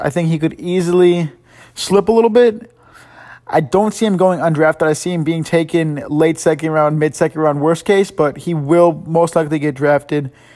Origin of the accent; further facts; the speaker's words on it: Chicago, Illinois, United States; I'm from Chicago